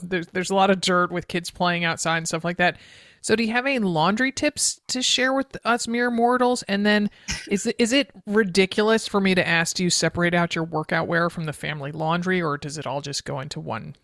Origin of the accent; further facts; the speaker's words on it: East Coast, United States; now in Oregon, United States; growing up on the East Coast